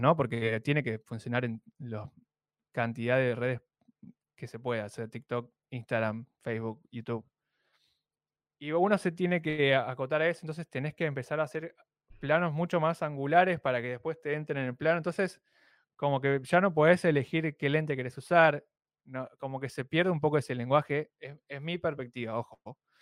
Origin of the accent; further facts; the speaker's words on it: Argentina; Sí, soy de Argentina.